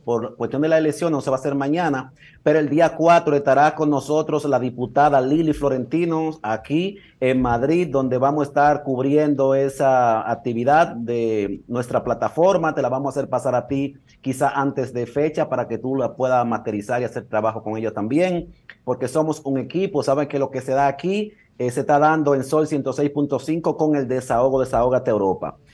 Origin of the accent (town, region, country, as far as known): Dominican Republic; now in Salou, Spain